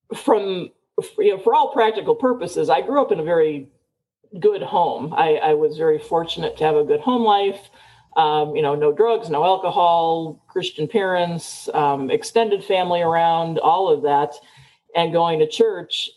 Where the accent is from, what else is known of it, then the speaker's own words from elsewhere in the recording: Chicago, Illinois, United States; moved away as an adult; now in Tucson, United States; I was born and raised in Chicago, never liked the big city